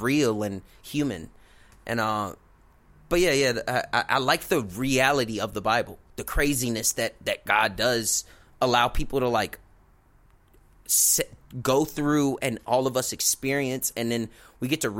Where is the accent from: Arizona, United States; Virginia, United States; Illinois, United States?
Illinois, United States; Chicago; We're from Chicago